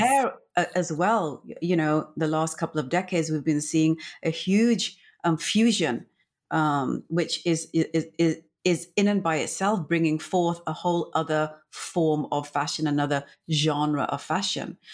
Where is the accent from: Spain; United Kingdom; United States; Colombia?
United Kingdom; England; I'm from India originally, my family, and then my upbringing, 'cause I was born and brought up in England